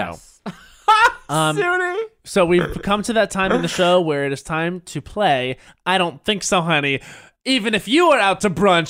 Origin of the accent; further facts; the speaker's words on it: United States; But I want to have a voice because I'm American as well.